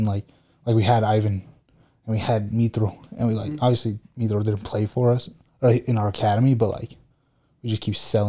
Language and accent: English; United States; And I'm American.